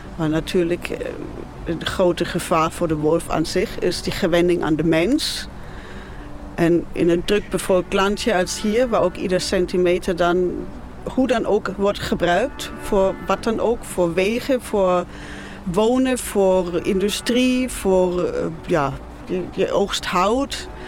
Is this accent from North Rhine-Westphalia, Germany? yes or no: no; Nuremberg, Bavaria, Germany; Dutch is a second language; now in Netherlands; Nürnberg kom ik oorspronkelijk vandaan